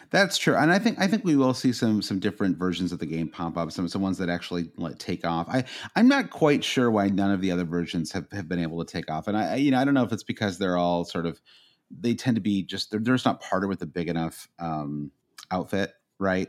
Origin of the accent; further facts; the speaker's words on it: United States; as an American fan